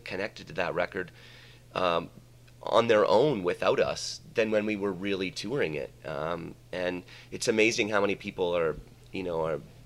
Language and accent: English; Canada; now in Mexico; we're Canadian and we grew up in Canada